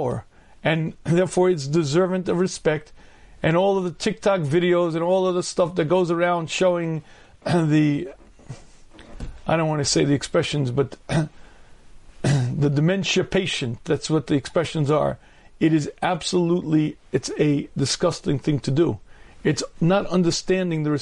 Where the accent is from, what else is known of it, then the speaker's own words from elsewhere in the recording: United States; I was a regular kid growing up in the United States of America.